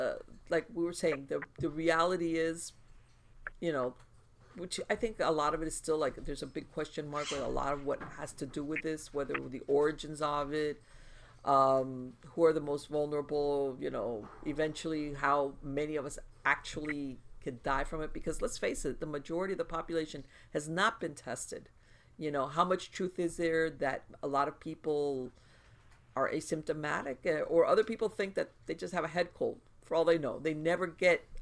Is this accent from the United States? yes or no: yes; United States; also born or lived in South Florida; I'm going to speak as an American